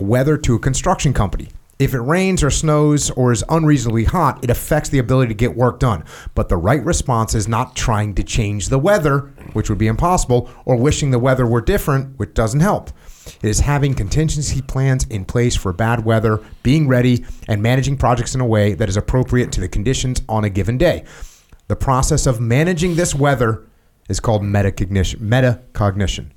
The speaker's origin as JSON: {"language": "English", "region": "New England", "country": "United States", "said": "I'm from New England"}